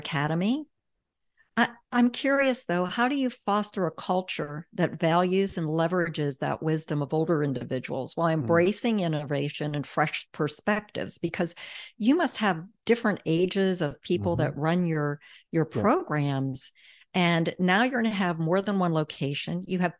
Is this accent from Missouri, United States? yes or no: yes; St. Louis, Missouri, United States; I'm from St. Louis